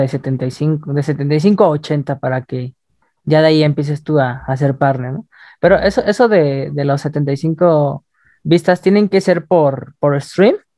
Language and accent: Spanish; Mexico; como mexicanos nacemos con nuestra marca de la vacuna acá